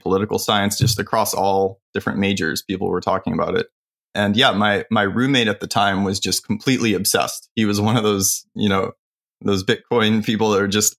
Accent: California, United States; I grew up in California

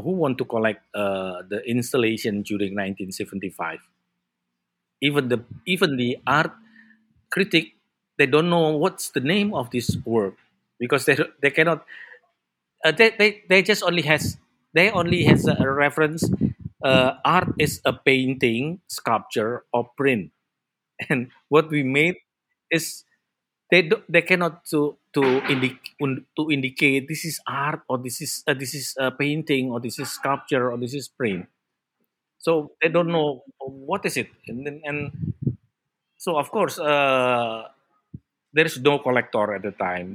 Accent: Blitar, East Java, Indonesia; moved away as an adult; also born or lived in Yogyakarta; now in Jakarta, Indonesia; I'm originally from East Java, from Blitar. That's my hometown.

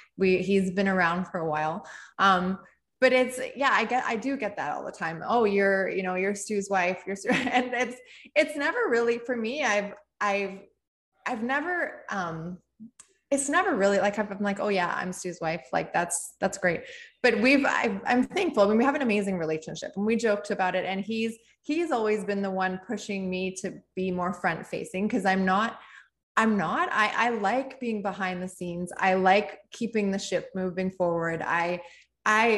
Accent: Canada; being Canadian, it started in Canada. I mean, we live in Canada

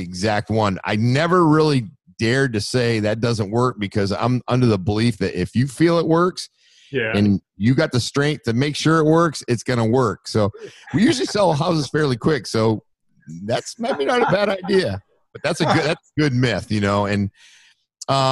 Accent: Maine, United States; moved away as an adult; now in Florida, United States; we're from Maine

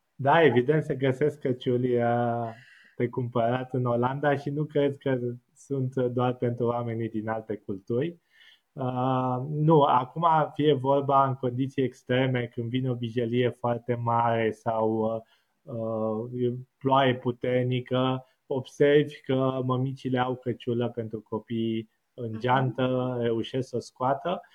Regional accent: Bucharest, Romania; moved away as an adult; now in Netherlands; eu am crescut la casă în București

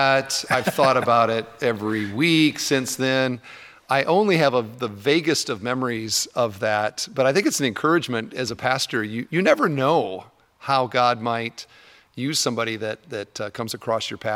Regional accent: Cedar Falls, Iowa, United States; I grew up in Cedar Falls, Iowa

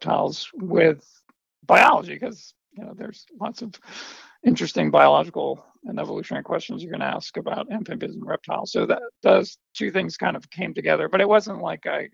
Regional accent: New York City, New York, United States; I grew up in New York City

